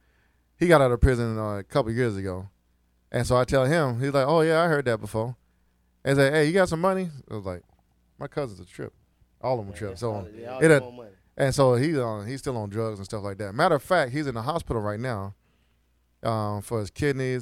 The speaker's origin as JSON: {"language": "English", "town": "Fort Lauderdale", "region": "Florida", "country": "United States", "moved": "yes", "said": "I'm from Florida. I'm from South Florida, so I'm not from Bangorville. I'm from Fort Lauderdale, Hollywood area"}